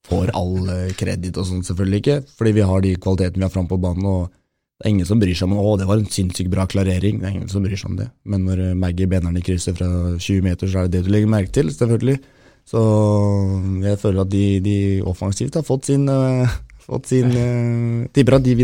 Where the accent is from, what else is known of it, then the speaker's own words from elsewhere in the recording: Romsås, Oslo, Norway; also born or lived in Toten; Altså, jeg er fra Romsås og Toten, ikke minst.